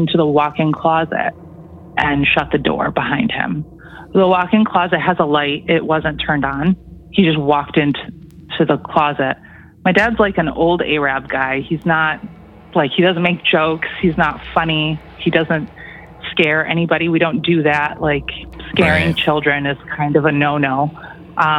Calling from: Toronto, Ontario, Canada; I'm calling from Toronto

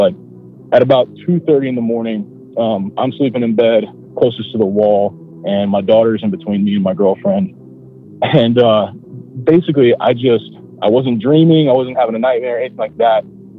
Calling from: Ohio, United States; from Ohio. I live pretty close to Dayton, Ohio.

